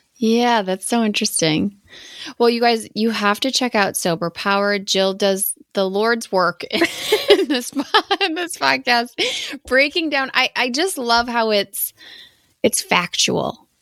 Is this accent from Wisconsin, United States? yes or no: yes; Wisconsin, United States; I'm from Wisconsin